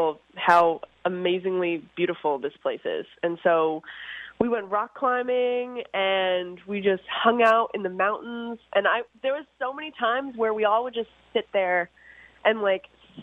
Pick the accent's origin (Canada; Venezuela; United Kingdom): Canada; Orono, Ontario; now in New York City, United States; I'm from Orno, Ontario. We had like 46 acres where I grew up